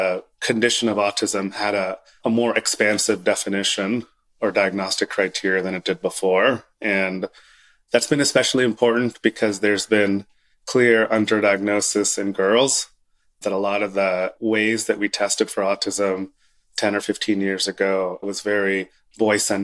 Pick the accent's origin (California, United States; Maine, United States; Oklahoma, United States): Oklahoma, United States; moved away as an adult; I grew up in Oklahoma